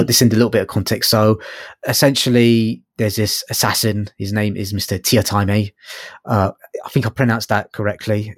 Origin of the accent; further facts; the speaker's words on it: London, United Kingdom; I'm from London.